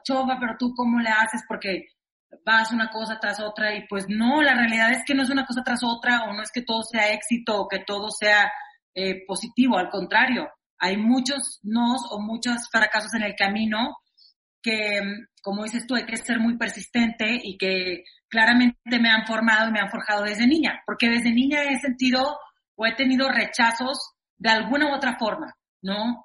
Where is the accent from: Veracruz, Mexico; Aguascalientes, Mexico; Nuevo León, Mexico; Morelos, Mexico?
Nuevo León, Mexico; Monterrey; now in Mexico City, Mexico; soy de Monterrey, ¿no? Soy una regia que vino a, la Ciudad de México tal cual a probar